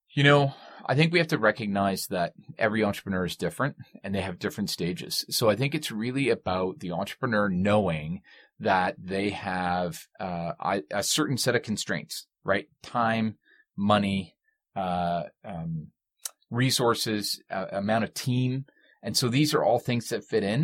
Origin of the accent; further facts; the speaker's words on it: Canada; we are Canadian